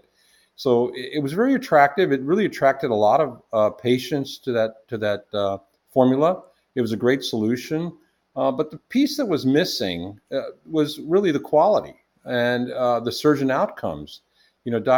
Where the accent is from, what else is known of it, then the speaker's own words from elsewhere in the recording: Washington, District of Columbia, United States; also born or lived in India; I grew up in the Washington, D.C. area